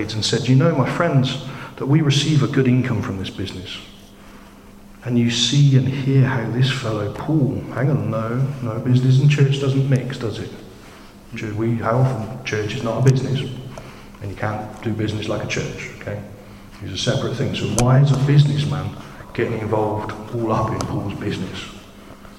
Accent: United Kingdom; I'm British

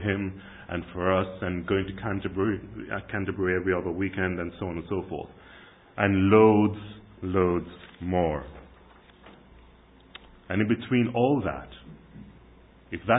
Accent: Kingston, Jamaica; moved away; When I was growing up in Jamaica in the 70s and 80s

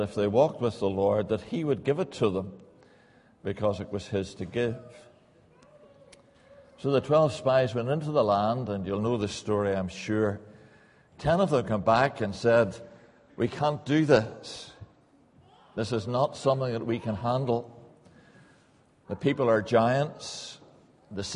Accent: Northern Ireland, United Kingdom; moved away as an adult; now in England; Probably take you a wee while to get used to my accent. I was brought up in Northern Ireland, came over to England

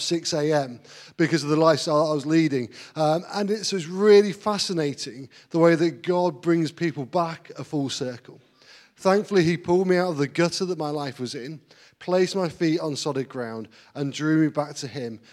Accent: Grantham, East Midlands, United Kingdom; moved away as an adult; also born or lived in Manchester / Blackburn; now in Grantham, United Kingdom; I was actually brought up in Grantham. Uh, I lived there for 19 years, but at the age of 19, I moved away to Manchester

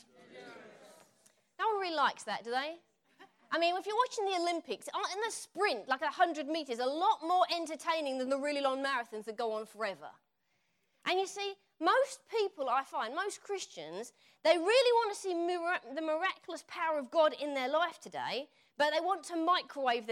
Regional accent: Essex, East of England, United Kingdom; accent: Essex; moved away as an adult; now in United States; when I come back here, my Essex accent comes out

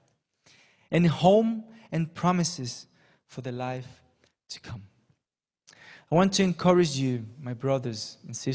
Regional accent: Panama; also born or lived in England; now in Brazil; I question my Panamanian citizenship

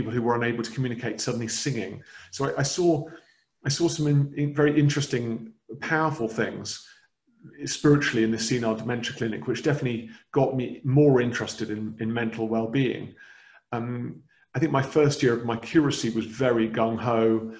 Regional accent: Cambridge, East of England, United Kingdom; also born or lived in Huntingdonshire; But I was born in Cambridge. Count myself very much as an English person, but have a strong Dutch heritage.

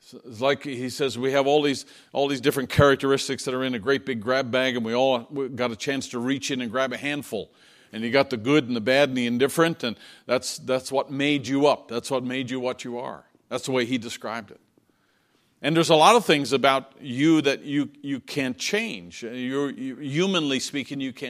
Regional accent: Newfoundland and Labrador, Canada; moved away; I was growing up in Newfoundland, and because it was an island and because we were coastal, our area was always very windy

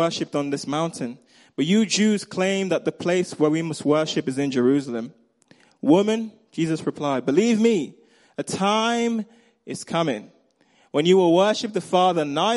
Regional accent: Nigeria; accent: Nigerian; moved away; I grew up in Nigeria

